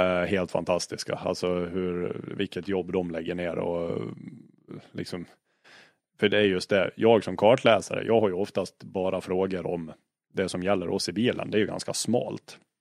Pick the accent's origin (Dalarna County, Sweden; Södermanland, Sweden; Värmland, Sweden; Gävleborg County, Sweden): Dalarna County, Sweden; Jag är- jag är från Dalarna